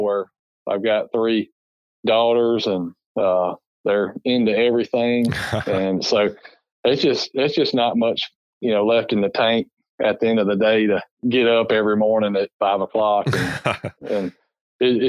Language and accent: English; Alabama, United States; I grew up in Alabama